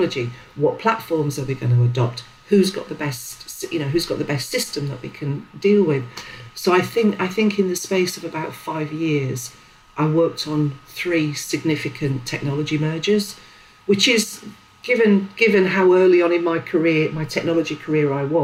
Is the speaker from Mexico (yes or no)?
no; Sheffield, Yorkshire and the Humber, United Kingdom; also born or lived in Leeds; growing up in Sheffield in the sort of, well, it was the 80s.